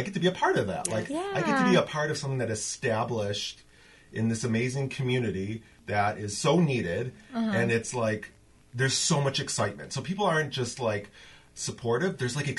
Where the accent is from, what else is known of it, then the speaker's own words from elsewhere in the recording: Western New York, United States; now in Whittier, United States; I still have my original area code from, because I'm from Western New York. I'm not even from. I have my like cell phone number from when I was like 12. I kept it. So I have a 716 area code.